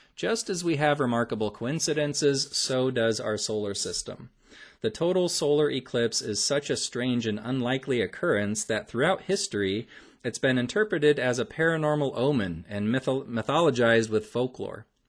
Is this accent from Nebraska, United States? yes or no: yes; Omaha, Nebraska, United States; my hometown of Omaha